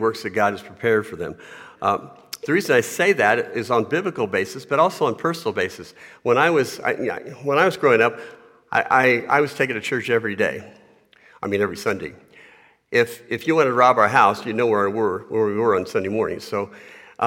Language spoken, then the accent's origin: English; United States; I was born in America in a Christian home.